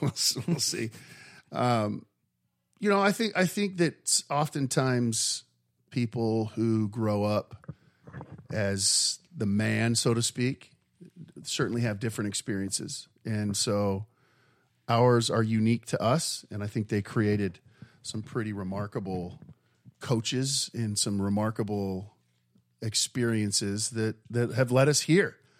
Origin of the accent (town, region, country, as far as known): Mesa, Arizona, United States; born or raised there